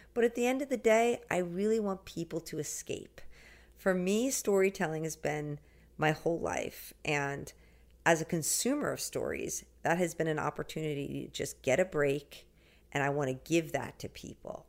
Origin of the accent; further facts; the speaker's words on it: the Hamptons, New York, United States; I grew up in the Hamptons by the beach. I still live here now